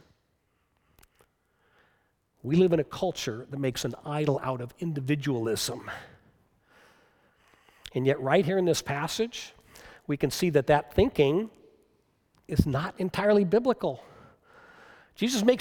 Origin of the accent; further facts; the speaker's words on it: United States; American Christians